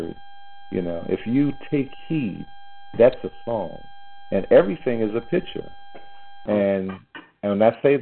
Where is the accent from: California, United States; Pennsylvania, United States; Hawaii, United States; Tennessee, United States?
Pennsylvania, United States; Philadelphia; I'm from Philadelphia